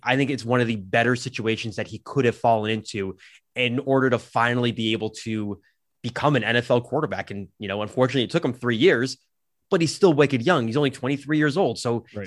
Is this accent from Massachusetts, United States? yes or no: yes; Massachusetts, United States; moved away; I'm from Massachusetts and that I moved